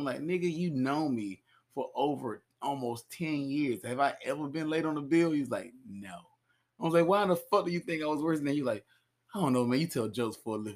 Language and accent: English; Georgia, United States; I grew up born and raised in Georgia, middle of nowhere